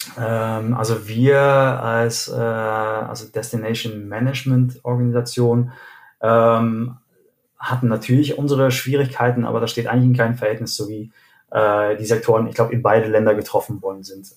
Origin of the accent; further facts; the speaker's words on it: Arnhem, Gelderland, Netherlands; moved away as an adult; also born or lived in Steinheim, Germany / South Africa / Cologne, Germany; now in Germany; Und wir sind aber eigentlich direkt nach meiner Geburt äh, nach Arnheim gezogen